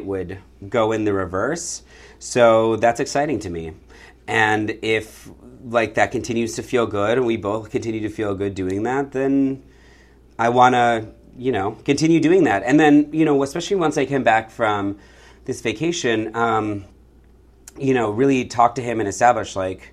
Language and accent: English; Michigan, United States; now in San Francisco, United States; I'm from Michigan